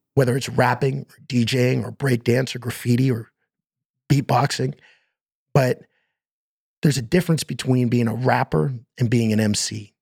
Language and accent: English; Stratford, Ontario, Canada; moved away as an adult; now in Toronto, Canada; we moved from Toronto and I was four years old and we moved to Stratford, Ontario